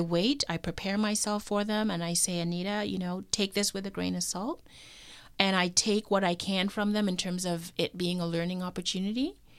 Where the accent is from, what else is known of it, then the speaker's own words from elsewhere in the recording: Toronto, Ontario, Canada; also born or lived in Kingston, Canada; I was born in Toronto, so Toronto is home